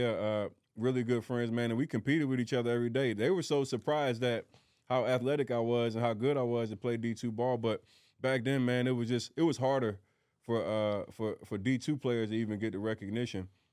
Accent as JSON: {"language": "English", "town": "Philadelphia", "region": "Pennsylvania", "country": "United States", "tie": "born or raised there", "moved": "yes", "said": "My mindset from growing up in North Philly"}